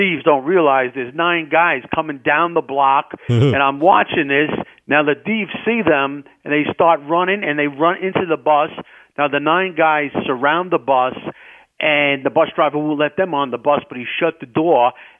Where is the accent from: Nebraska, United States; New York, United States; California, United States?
New York, United States; New York City; I grew up in the Bronx